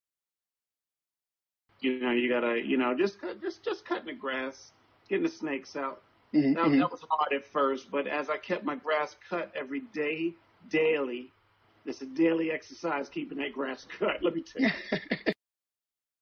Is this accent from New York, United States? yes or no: yes; New York City, New York, United States; also born or lived in Bronx, New York; I was born in the Bronx, but I was raised mostly in Southside Jamaica, Queens